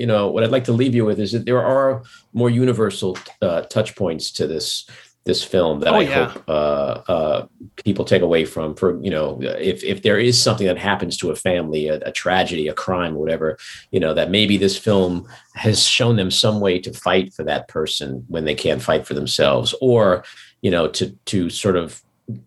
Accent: New York City, New York, United States; I was born and raised in Queens. Like I'm a New York guy

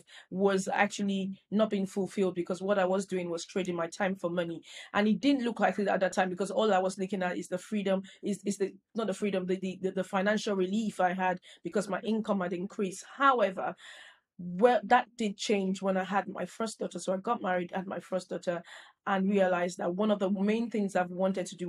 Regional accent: Nigeria; moved away as an adult; now in United Kingdom; I grew up in Nigeria

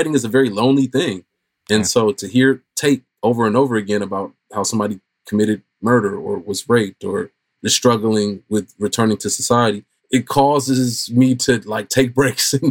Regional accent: Oakland, California, United States; growing up in Oakland

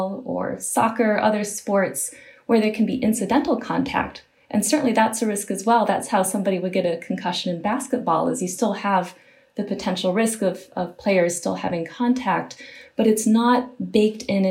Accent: Michigan, United States; moved away; I'm from originally from Michigan

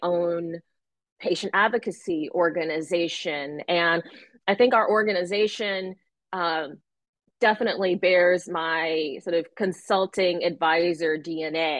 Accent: Connecticut, United States; I grew up in Connecticut

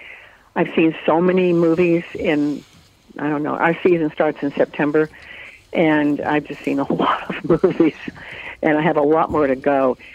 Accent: North Carolina, United States; born there; And I was born in North Carolina, and we lived just all over like that from base to base in that part of the country.

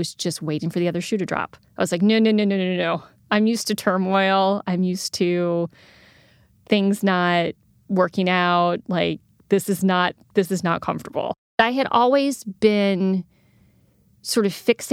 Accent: South Texas, United States; moved away as an adult; also born or lived in Moscow, Russia / Kyiv, Ukraine; I'm originally from South Texas

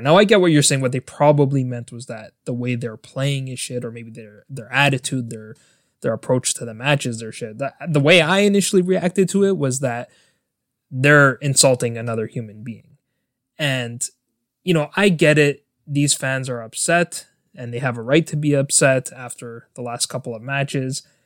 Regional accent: Toronto, Ontario, Canada; I was born and raised in Toronto, Canada.

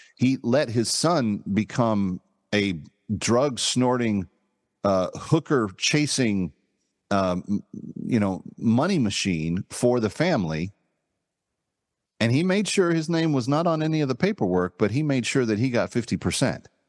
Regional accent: Texas, United States; I am a Texan by birth

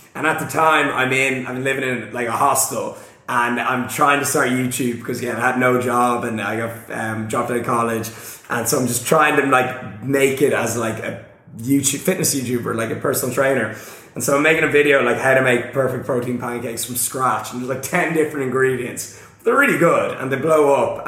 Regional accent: Ireland; I'm from Ireland.

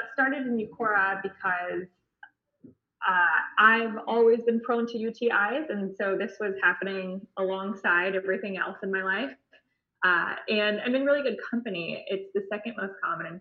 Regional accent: Bay Area, California, United States; also born or lived in Santa Barbara, California; now in San Diego, United States; I grew up in the Bay Area in California

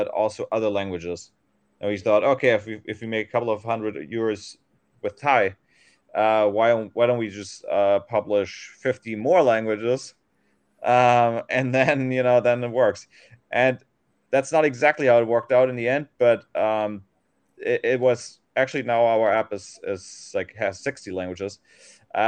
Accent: Germany; moved away as an adult; now in Thailand; I'm originally from Germany

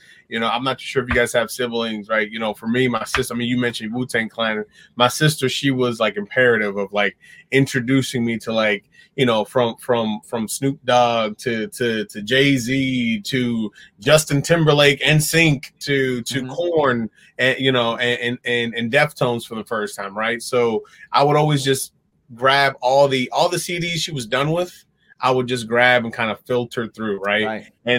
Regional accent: Dominican Republic; also born or lived in New York; even though I was born in New York and had like all this shifting and moving around, I started setting my roots when I was in Dominican Republic.

